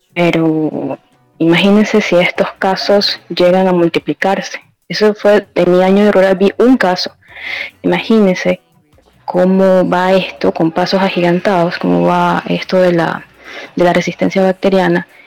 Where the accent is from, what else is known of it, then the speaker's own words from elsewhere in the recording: Ecuador; la población aquí de Ecuador es de bajos recursos